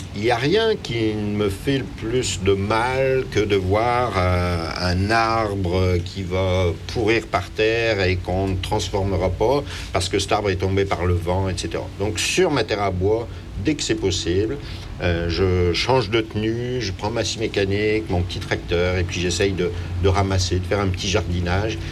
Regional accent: France; moved away as an adult; now in Quebec, Canada; lorsque j'étais en France

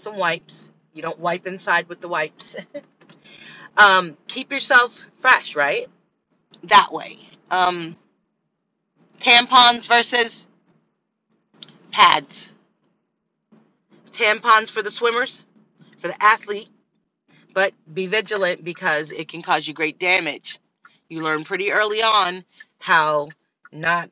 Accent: Miami, Florida, United States; growing up in Miami

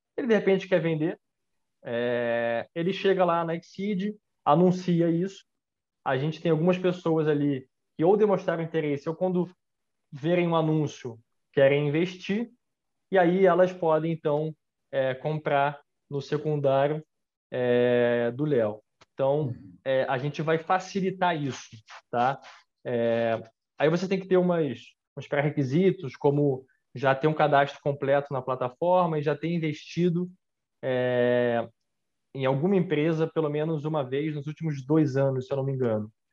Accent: Brazil; eu sou brasileiro, né? A família, é, a minha família, parte de pai, veio da Escócia

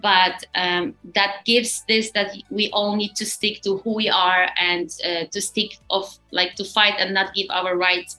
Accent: Poland; we come from Poland

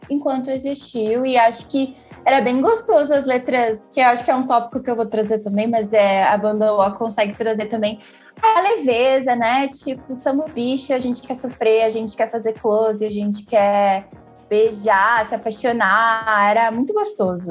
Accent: Porto Alegre, Rio Grande do Sul, Brazil; eu sou da zona norte de Porto Alegre, do bairro Sarandi, que é um bairro periférico

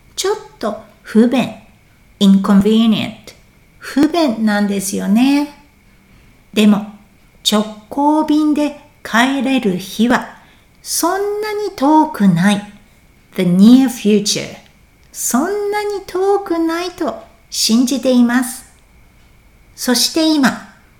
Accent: Japan; moved away; 私も今年は日本に帰りたいなぁと思っています

